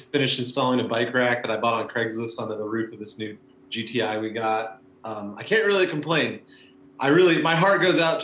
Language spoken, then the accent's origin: English; Olympia, Washington, United States; moved away as an adult; also born or lived in Eugene, Oregon / Portland, Oregon; now in Oakland, United States; I lived in Eugene until I was in second grade and then moved to Olympia, Washington